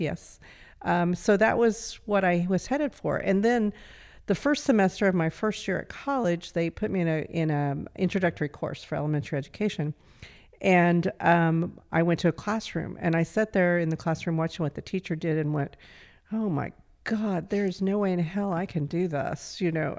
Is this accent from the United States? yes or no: yes; Altamont, Kansas, United States; I grew up in Southeast Kansas